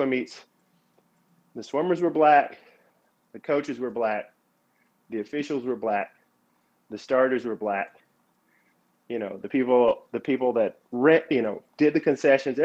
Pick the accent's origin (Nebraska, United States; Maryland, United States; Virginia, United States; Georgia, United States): Georgia, United States; Atlanta; I grew up here in Atlanta, the city of Atlanta